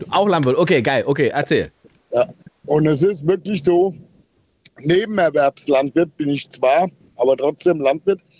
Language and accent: German; Rhineland-Palatinate, Germany; Ich komme von der Hofstelle aus Rheinland-Pfalz ursprünglich, wo ich zusehen musste, wie mein Großvater ähm, Geld dafür gekriegt hat, dass er aufhört zu melden.